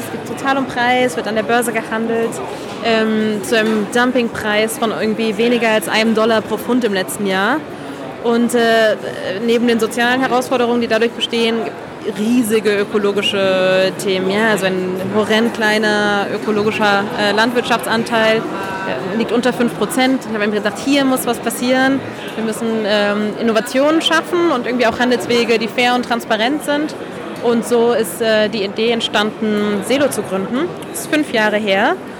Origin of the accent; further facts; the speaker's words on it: Barcelona, Catalonia, Spain; moved away as an adult; now in Berlin, Germany; ich komme ursprünglich aus Barcelona, da bin ich geboren und aufgewachsen und dann ähm, irgendwie mit Mitte 20 in Berlin äh, gelandet